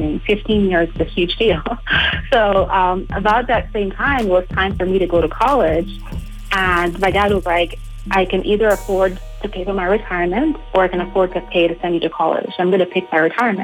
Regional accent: Nigeria; moved away; I am originally from Nigeria

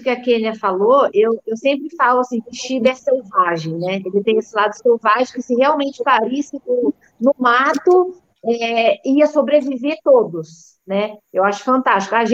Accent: Maringá, Paraná, Brazil; Fui para casa dos meus pais, né? Que acho que eu sou de Maringá, no Paraná.

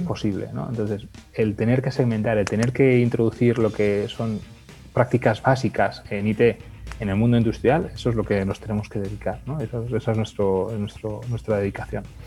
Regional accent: Lleida, Catalonia, Spain; Yo nací en Lleida

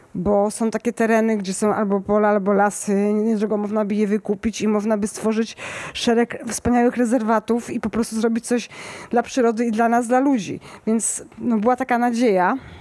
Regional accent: Kraków, Lesser Poland, Poland; Ja jestem z Krakowa

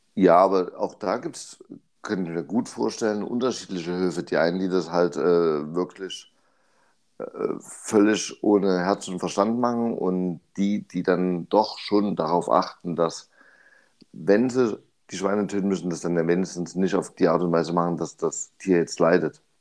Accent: Germany; Bei uns in Deutschland

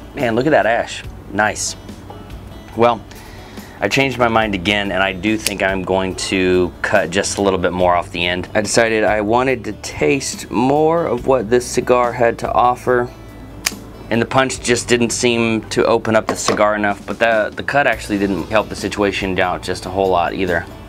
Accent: Texas, United States; I'm from Texas too

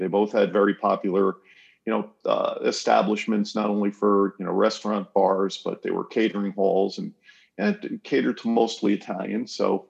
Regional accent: Kingston, New York, United States; now in Woodstock, United States; coming to you via Zoom from Woodstock, New York, which is where I've lived for about the past 30 years. I'm from Kingston, New York, which is upstate New York. My family emigrated here from Kansas in the early mid 30s, 1930s.

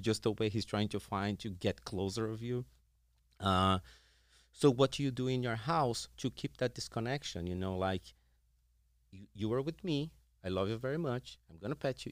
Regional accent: Brazil; moved away as an adult; I'm originally from Brazil.

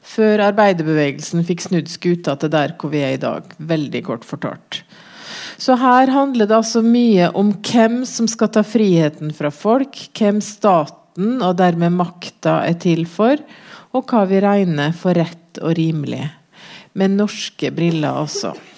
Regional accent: Norway

